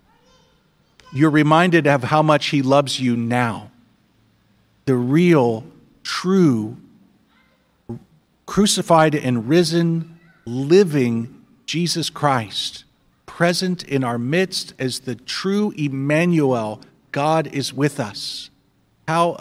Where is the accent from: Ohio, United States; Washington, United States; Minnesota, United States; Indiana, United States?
Indiana, United States; I'm from Indiana.